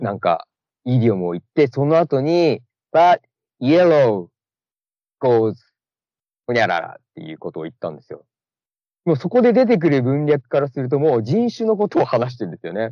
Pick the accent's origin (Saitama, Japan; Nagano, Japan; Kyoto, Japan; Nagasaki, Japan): Nagano, Japan; Matsumoto; moved away as an adult; now in Orange County, United States; 僕は長野県松本市出身ですね